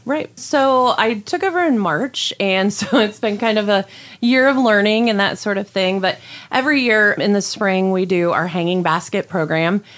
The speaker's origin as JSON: {"language": "English", "town": "Gomer", "region": "Ohio", "country": "United States", "tie": "born or raised there", "said": "I grew up in Gomer, Ohio, just right outside of Lima, of course. So I'm a Lima girl."}